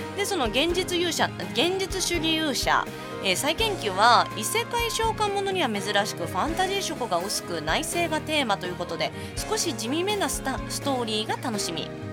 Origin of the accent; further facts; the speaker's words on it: Osaka, Japan; moved away as an adult; now in Niigata, Japan; 地元の大阪